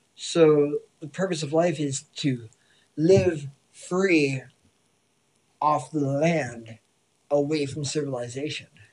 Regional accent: Massachusetts, United States; moved away; Being from Massachusetts

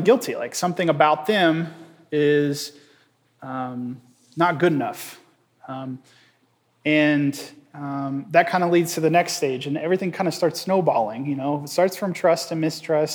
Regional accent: Indiana, United States; moved away as an adult; now in Nashville, United States; We grew up in Indiana

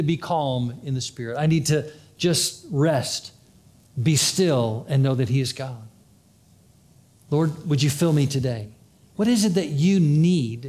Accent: Florida, United States; I'm from Florida

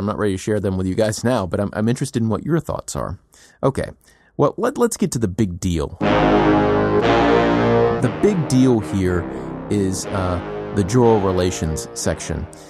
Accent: United States; as an American

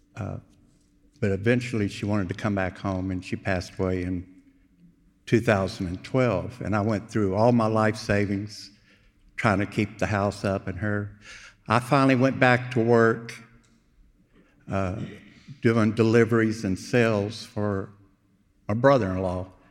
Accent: Houston, Texas, United States; also born or lived in Wimberley, Texas; I was born in Houston, uh, moved to Wimberley, went to high school up there, uh, came back to Houston

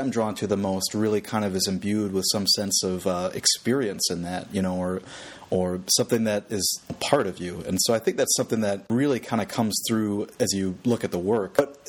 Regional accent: Michigan, United States; back to this idea of, you know, growing up outside of Detroit.

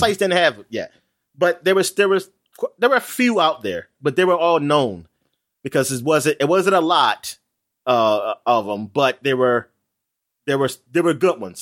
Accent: United States; I'm an American

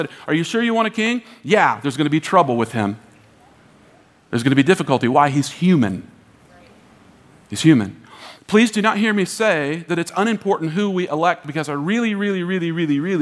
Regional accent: United States; we, as American Christians

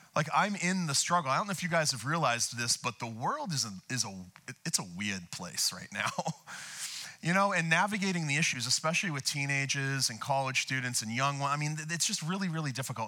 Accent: outside of Boston, Massachusetts, United States; now in Camarillo, United States; I'm from uh, Boston, outside of Boston.

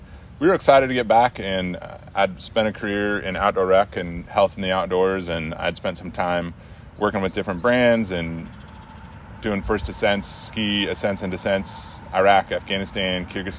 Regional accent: South Dakota, United States; also born or lived in Mississippi; now in Michigan, United States; I grew up in South Dakota, so I grew up in the Midwest right on the Minnesota border.

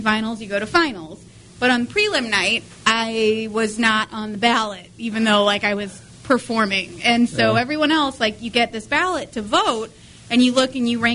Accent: St. Louis, Missouri, United States; I'm from here. I'm from St. Louis

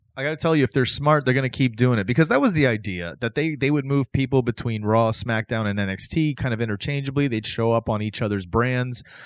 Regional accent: the South, United States; I grew up watching wrestling in the South

